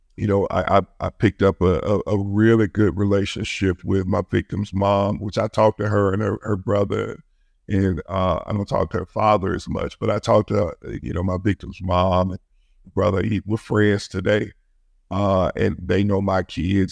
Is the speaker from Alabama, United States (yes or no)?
yes; Birmingham, Alabama, United States; I grew up in Birmingham. I grew up in one of the roughest parts of Birmingham.